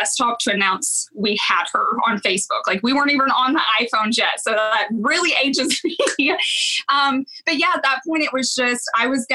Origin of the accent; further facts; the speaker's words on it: Owasso, Oklahoma, United States; also born or lived in Claremore, Oklahoma / Tulsa, Oklahoma / Edmond, Oklahoma; fourth grade, we moved out to Owosso, and I've pretty much been here my whole life